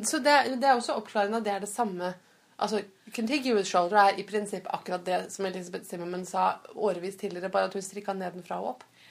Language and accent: Norwegian; Fredrikstad, Østfold, Norway; jeg kommer fra Fredrikstad, så vi bodde i Fredrikstad.